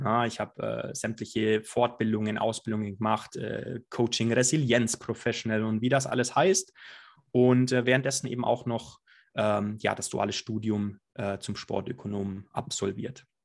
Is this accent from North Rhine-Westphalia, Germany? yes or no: no; Allgäu, near Füssen, Bavaria, Germany; now in Munich, Germany; ich komme aus dem Allgäu, ein ganz gewöhnlicher Junge aus dem Allgäu